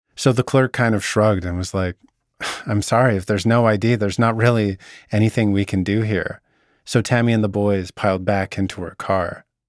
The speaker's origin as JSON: {"language": "English", "town": "Vernon", "region": "British Columbia", "country": "Canada", "tie": "born or raised there", "said": "You need to know about my hometown. Vernon's located in the Okanagan, a region in the interior of British Columbia"}